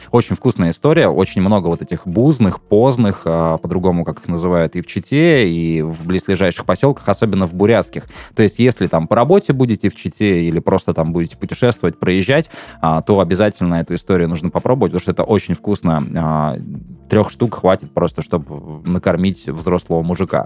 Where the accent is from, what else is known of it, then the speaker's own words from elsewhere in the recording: Chita, Zabaykalsky Krai, Russia; moved away as an adult; also born or lived in Moscow; это мои родные места, мне нравится, я вырос.